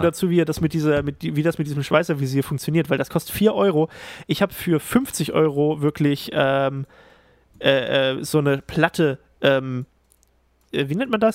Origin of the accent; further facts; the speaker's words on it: Thuringia, Germany; ich als Thüringer